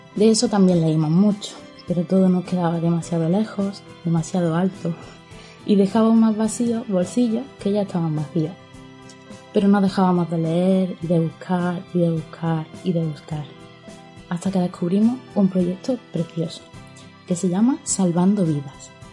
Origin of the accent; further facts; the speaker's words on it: Córdoba, Andalusia, Spain; accent: Cordoban; Como habréis descubierto por mi acento, somos una familia cordobesa